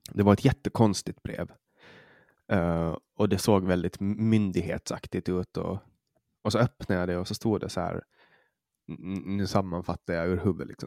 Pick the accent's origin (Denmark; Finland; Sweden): Finland; Åland; du hör, som ålänning så nej